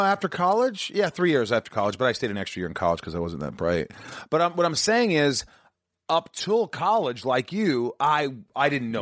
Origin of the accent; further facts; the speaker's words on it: Indiana, United States; also born or lived in New York; born in New York. I grew up in Indiana